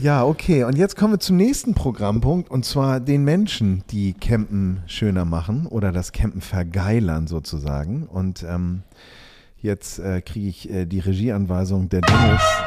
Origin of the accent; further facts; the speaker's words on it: Hamburg, Germany; ich bin ja aus Hamburg